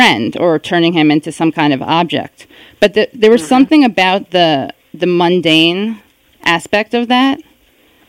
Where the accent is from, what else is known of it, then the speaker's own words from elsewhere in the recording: New York City, New York, United States; I am from the Upper West Side. Although, when I was growing up there